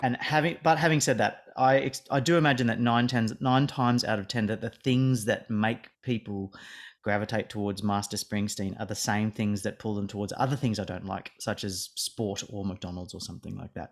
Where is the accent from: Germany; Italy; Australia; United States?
Australia; me living and growing up in Australia